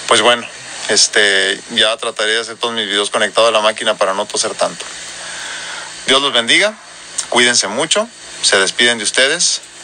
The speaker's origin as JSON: {"language": "Spanish", "region": "northern Mexico", "country": "Mexico", "accent": "norteño", "said": "con mi acento más marcado y más norteño"}